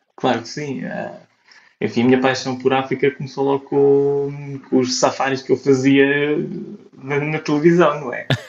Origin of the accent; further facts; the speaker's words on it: Portugal; also born or lived in Amsterdam / Copenhagen; Como bom português